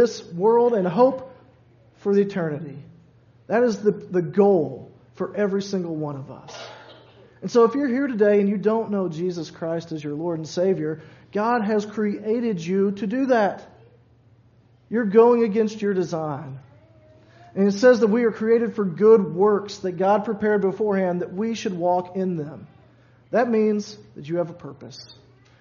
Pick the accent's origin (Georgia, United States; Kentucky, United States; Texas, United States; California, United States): Kentucky, United States; Louisville; I grew up in Louisville, so right there on the river